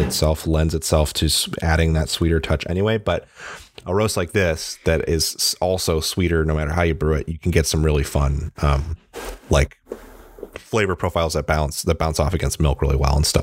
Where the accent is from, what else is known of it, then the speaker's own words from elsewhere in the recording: Midwest, United States; moved away; I'm from the Midwest and it's much colder there